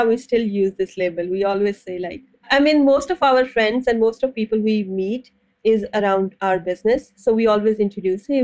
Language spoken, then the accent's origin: English; Pakistan; also born or lived in San Francisco, United States; now in New York, United States; I visited Pakistan, my family, after 2.5 years